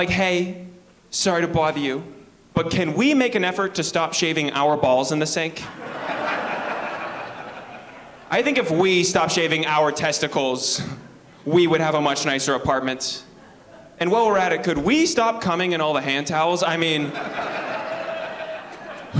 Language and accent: English; Penetanguishene, Ontario, Canada; now in Toronto, Canada; I live in Toronto. I'm from a small town, too. I'm from Penetanguishene, Ontario.